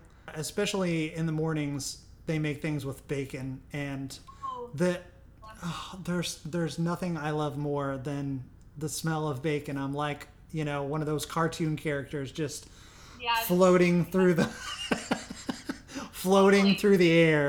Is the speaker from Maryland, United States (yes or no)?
no; near Carbondale, Southern Illinois, United States; moved away; I'm from Illinois, too